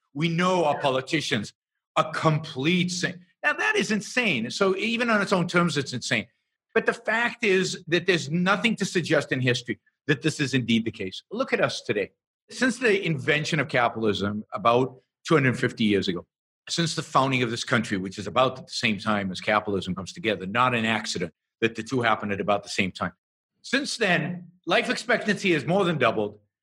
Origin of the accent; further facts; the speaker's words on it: Israel; I was born and raised in Israel